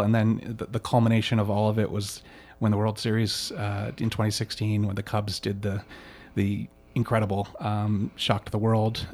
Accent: East Coast, United States; moved away as an adult; now in Chicago, United States; I grew up on the East Coast, but, um, but I, I consider myself a Chicagoan now

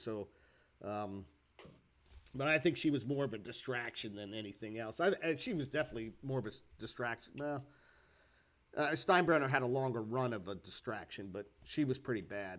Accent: United States; I'm American. I'm unilingual.

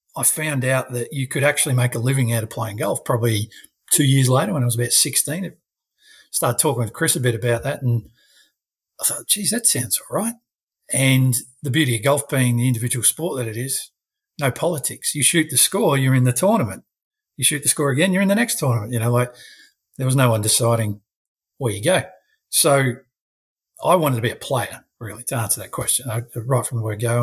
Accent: South Australia, Australia; now in Queensland, Australia; I am still South Australian.

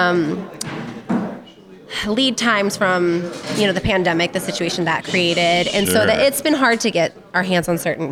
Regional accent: Ferndale, Washington, United States; I'm from Ferndale

